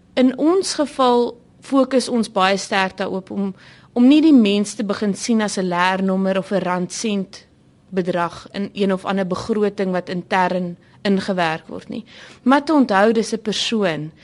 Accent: South Africa; 'n trotse Suid-Afrikaner

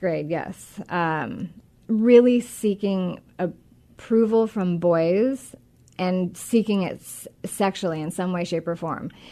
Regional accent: Monroe, Washington, United States; I grew up in Washington. I grew up um, actually out north in the Monroe area

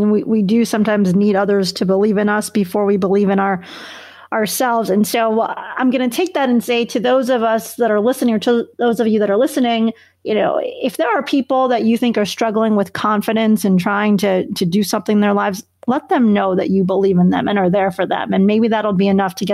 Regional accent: Chicago, Illinois, United States; I grew up in Chicago, so I'm a Bulls fan.

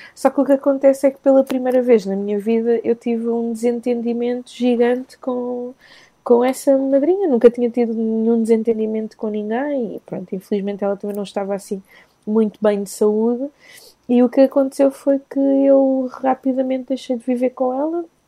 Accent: Maputo, Mozambique; eu sou, eu sou da zona da capital, sou de Maputo

